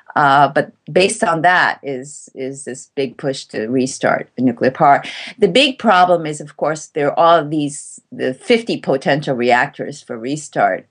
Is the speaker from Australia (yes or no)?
no; Tokyo, Japan; now in Kyoto, Japan; I was born in Tokyo